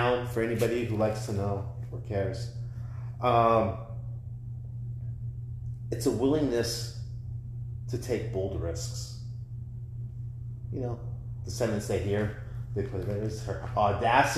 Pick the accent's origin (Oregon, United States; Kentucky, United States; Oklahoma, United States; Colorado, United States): Oregon, United States; Portland; I'm from Portland. That's my city